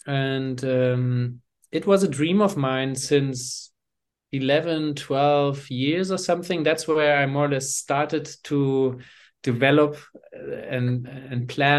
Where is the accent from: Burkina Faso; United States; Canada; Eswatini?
Eswatini; also born or lived in Hamburg, Germany; I'm originally from Hamburg, Germany. I grew up in Swaziland, formerly Swaziland. It's Eswatini now in southern Africa, in the south of Africa, a small, tiny kingdom. That's where I went to primary school myself.